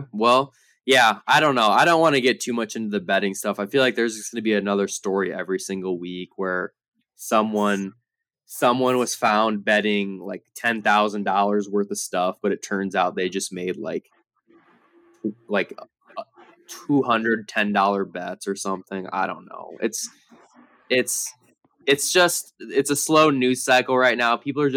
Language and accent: English; Iowa, United States; we all were born and raised in Iowa